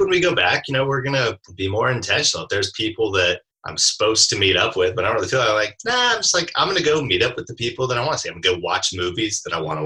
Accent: Alaska, United States; I grew up in Alaska

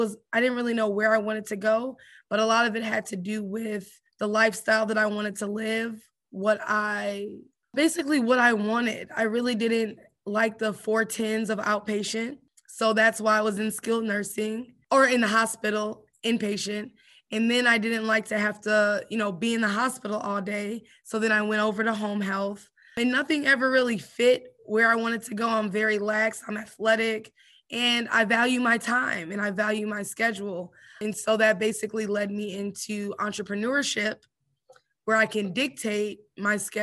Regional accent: Bolingbrook, Illinois, United States; moved away as an adult; also born or lived in Indianapolis, Indiana / Virginia; now in Georgia, United States; I am from Bolingbrook, Illinois, suburb of Chicago

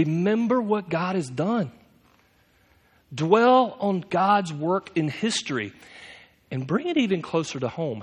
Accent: United States; us to do as American Christians

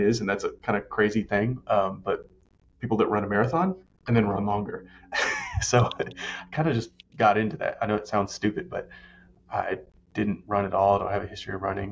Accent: Arkansas, United States; now in Tennessee, United States; I grew up in Arkansas. Like, I live in Tennessee

